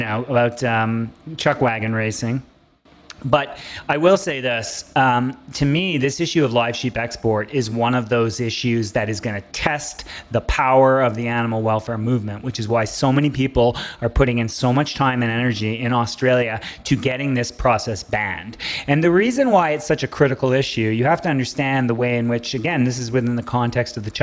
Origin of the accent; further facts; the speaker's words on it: Canada; I'm so proud of being a Canadian